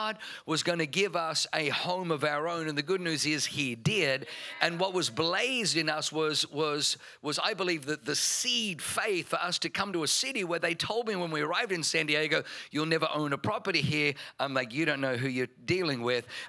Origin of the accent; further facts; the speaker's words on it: Germany; first language German; English is a second language; moved away; being born in Germany. German was my first language.